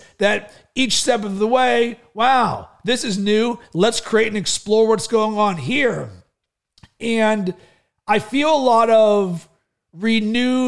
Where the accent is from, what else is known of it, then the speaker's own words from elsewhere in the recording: Pittsburgh, Pennsylvania, United States; also born or lived in Chicago; now in Sarasota, United States; growing up in Pittsburgh as a kid